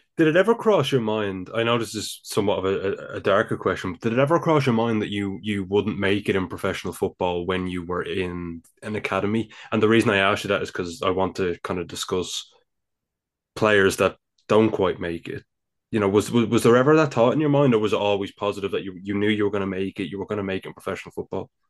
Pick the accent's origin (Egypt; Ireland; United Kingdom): Ireland; Dublin, Leinster; accent: Dublin; I live here, of course, in the Republic of Ireland. I'm sure you could tell by now by my, my Dublin accent.